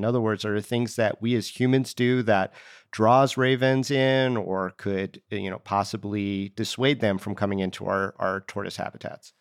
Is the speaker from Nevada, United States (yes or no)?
yes; Las Vegas, Nevada, United States; I grew up in Las Vegas